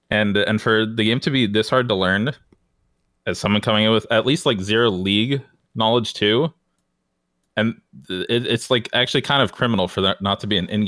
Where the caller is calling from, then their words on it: Florida, United States; I'm calling from Florida.